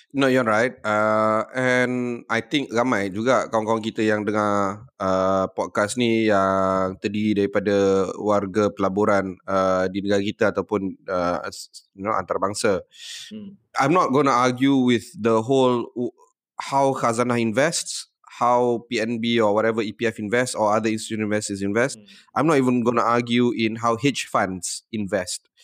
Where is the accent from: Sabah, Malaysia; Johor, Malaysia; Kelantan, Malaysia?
Johor, Malaysia; Johor Bahru; Aku ni budak Johor, aku grow uh, up tak jauh, 3 km daripada Tambak Johor, daripada Causeway